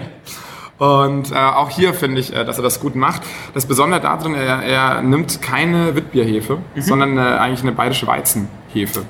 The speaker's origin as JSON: {"language": "German", "area": "Franconia", "region": "Bavaria", "country": "Germany", "tie": "born or raised there", "moved": "yes", "lives_now": "Hamburg, Germany", "said": "habe da eben schon ganz viel Bier mitbekommen, als Franke natürlich sowieso. Also, ne, wenn man da so in der, genau, da wächst man einfach mit dem ganzen äh, Bier auf"}